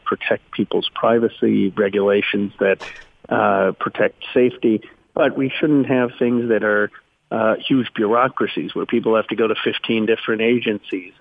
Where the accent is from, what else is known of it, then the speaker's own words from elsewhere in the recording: Philadelphia, Pennsylvania, United States; moved away as an adult; also born or lived in Chicago; I was born in Philadelphia